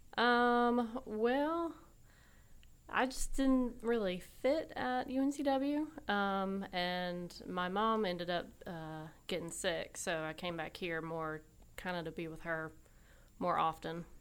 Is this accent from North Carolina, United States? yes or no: yes; Raleigh, North Carolina, United States; also born or lived in Wilmington, North Carolina; I was born and raised basically here in Raleigh